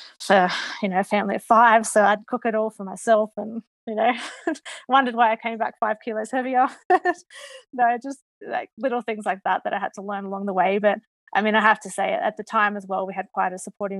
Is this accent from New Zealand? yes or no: no; Australia; as an Australian